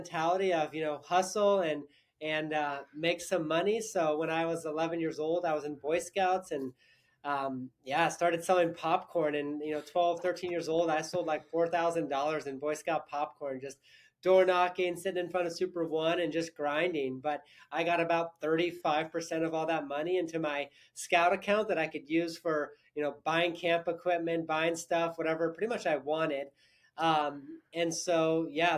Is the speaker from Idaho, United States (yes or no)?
yes; Sandpoint, Idaho, United States; also born or lived in California; I grew up in actually Sandpoint, Idaho, so not too far from here